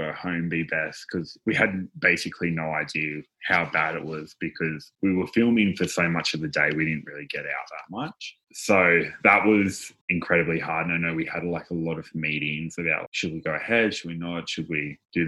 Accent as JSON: {"language": "English", "town": "Newcastle", "region": "New South Wales", "country": "Australia", "said": "I'm from Newcastle, like we're pretty chill here, relaxed"}